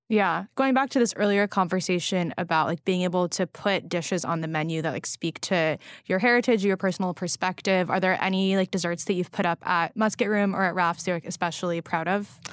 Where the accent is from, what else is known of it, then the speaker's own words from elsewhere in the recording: West Coast, United States; now in New York, United States; I grew up on the West Coast